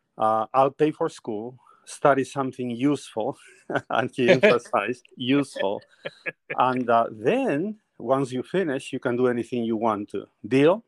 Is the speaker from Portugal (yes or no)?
no; northern Peru, Peru; first language Spanish; English is a second language; moved away; I am originally from Peru. I was born in the northern part of Peru, beautiful mountains and everything